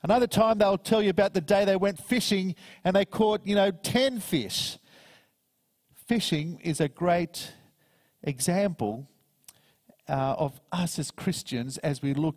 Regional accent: Paraguay; also born or lived in United States; now in Australia; I'm originally from Paraguay.

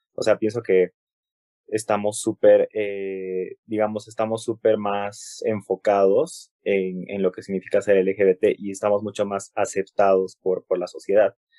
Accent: Cusco, Peru; como soy cusqueño

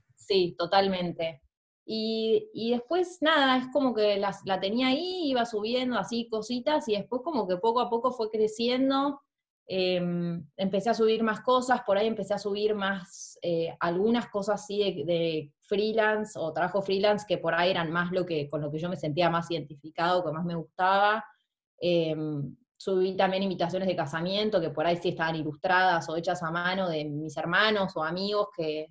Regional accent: Argentina; moved away as an adult; now in New Zealand; soy de Argentina, ahora estoy en Nueva Zelanda en este momento, hace un año y medio

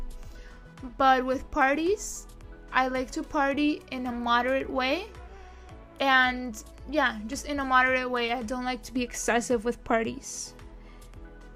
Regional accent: Spain; now in Miami, United States; My country, my home country is Spain.

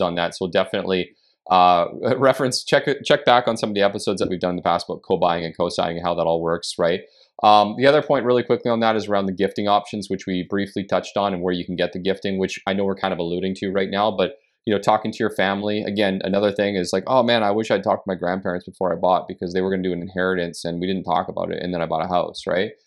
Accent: Canada; as a Canadian

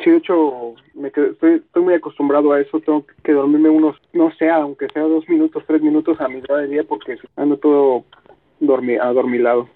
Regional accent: Mexico; como güey mexicano

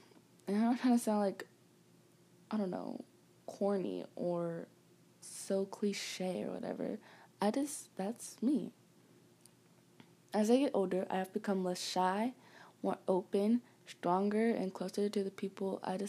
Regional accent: Atlanta, Georgia, United States; born there; I was born in Georgia, Atlanta, Georgia.

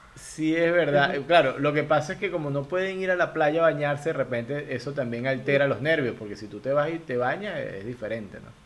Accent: Venezuela; moved away as an adult; now in Guayaquil, Ecuador; yo soy migrante venezolano

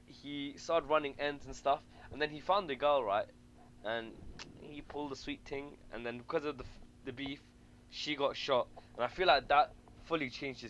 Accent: London, United Kingdom; we're from London

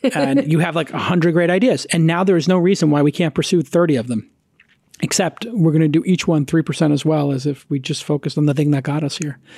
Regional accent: United States

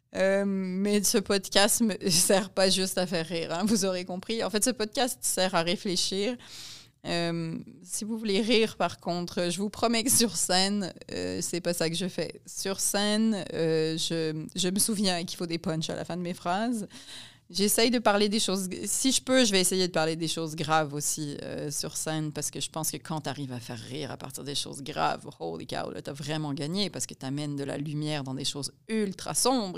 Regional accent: Montreal, Quebec, Canada; also born or lived in France; moi, je suis née à Montréal. Mon mari est né à Montréal. Donc, on est très, très urbain et très, très montréalais

